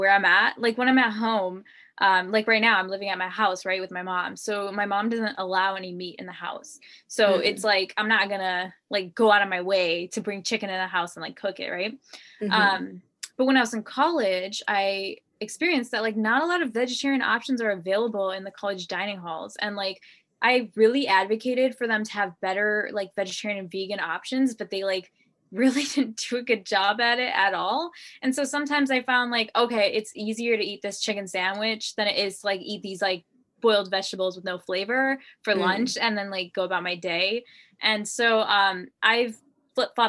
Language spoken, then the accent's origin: English; Chicago, Illinois, United States; I'm from Chicago, Illinois